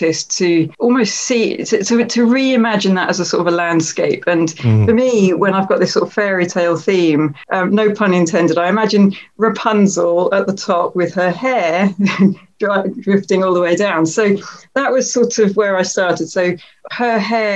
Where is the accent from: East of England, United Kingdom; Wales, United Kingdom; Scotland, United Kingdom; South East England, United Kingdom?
East of England, United Kingdom; Ipswich; Ipswich, which is my hometown